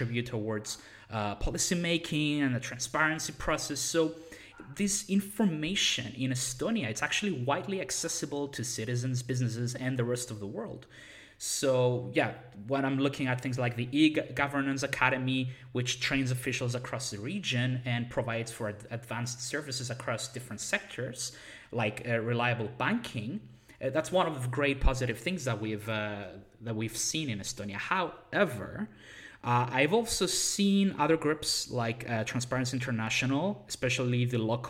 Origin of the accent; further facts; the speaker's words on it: Cyprus; I come from Cyprus